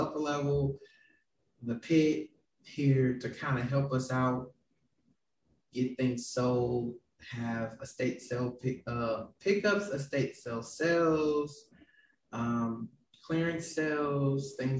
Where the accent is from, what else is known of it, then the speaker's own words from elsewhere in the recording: St. Louis, Missouri, United States; I grew up in West St. Louis City with a mother who passed on about 8 years ago